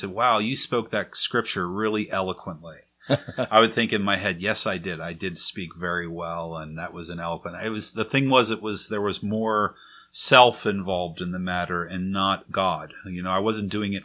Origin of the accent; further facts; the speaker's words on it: Maple Shade, New Jersey, United States; I was raised in Maple Shade, New Jersey